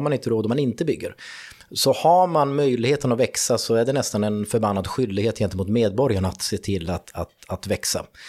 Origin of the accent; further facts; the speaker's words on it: Fagersta, Västmanland, Sweden; jag kommer ju från Fagersta